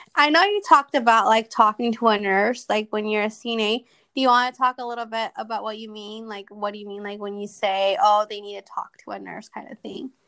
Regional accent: Modesto, California, United States; I'm from Modesto, California

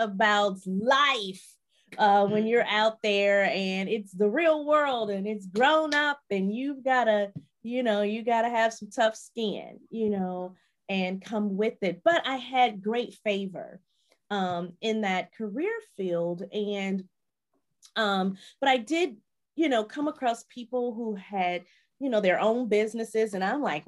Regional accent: Chicago, Illinois, United States; moved away as an adult; also born or lived in Nashville / Milwaukee, Wisconsin; I'm originally from Chicago

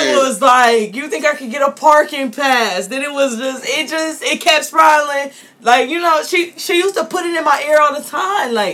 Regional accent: Columbus, Ohio, United States; I'm from Columbus

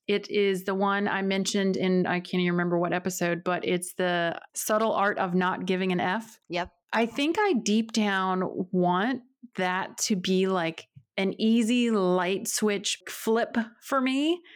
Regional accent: outside Winston-Salem, North Carolina, United States; moved away as an adult; also born or lived in Springfield, Missouri; now in Northern Virginia, United States; And then my family, we moved to North Carolina. And so, most of my life was outside of like the Winston-Salem area, tiny town, very rural.

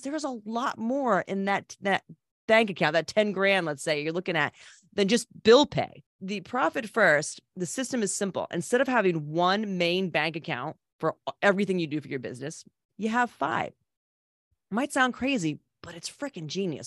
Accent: Old Saybrook, Connecticut, United States; born and raised in Old Sabre, Connecticut.

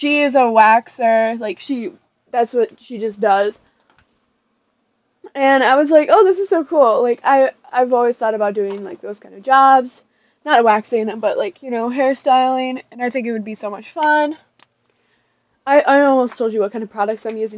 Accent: Michigan, United States; moved away; I am from Michigan

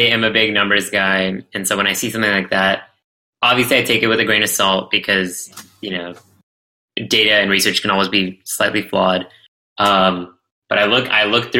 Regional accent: Dallas, Texas, United States; I'm from Texas, and we're used to pretty unexpected weather

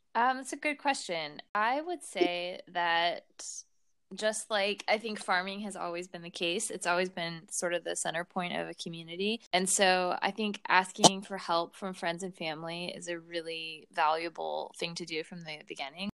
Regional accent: St. Louis, Missouri, United States; moved away as an adult; now in Marysville, United States; We're originally from St. Louis, Missouri

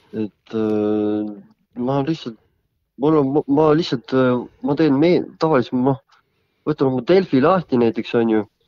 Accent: Võru, Võru County, Estonia; ma olen pärit Lõuna-Eestist, Võrust

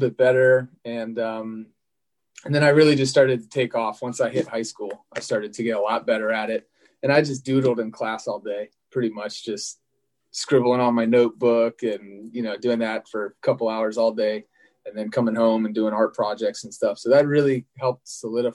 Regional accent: Annapolis, Maryland, United States; now in Sacramento, United States; I grew up in Annapolis, Maryland, which is a few hours south of New York

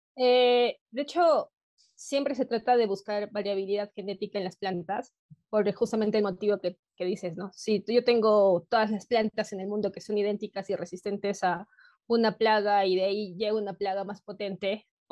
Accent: Peru; soy de Perú, actualmente vivo en la ciudad de Cusco

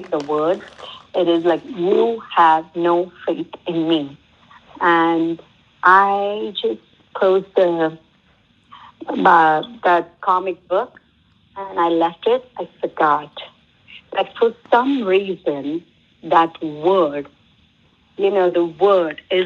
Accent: South India, India; I come from South

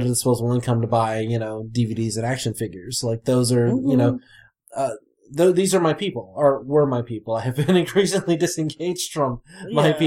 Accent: Alabama, United States; I grew up in Alabama

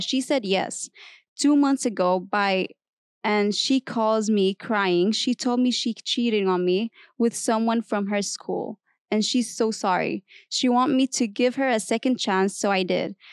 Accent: Kuwait; moved away as an adult; now in United States; I'm from Kuwait, so it's a different culture.

